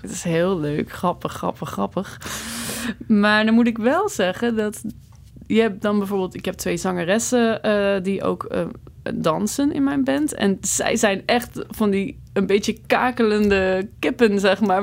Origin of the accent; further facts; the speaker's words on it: Netherlands; moved away as an adult; now in Belgium; als Nederlander in het begin, joh, oh, toen ik hier voor het eerst kwam